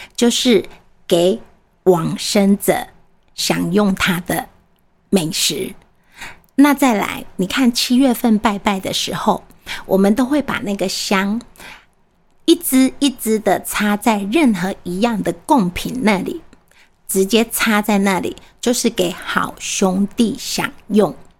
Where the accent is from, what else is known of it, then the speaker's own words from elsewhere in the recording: Taiwan; 我们台湾人说的，“卖鸡的时阵入厝啦，不要这个时候入错。”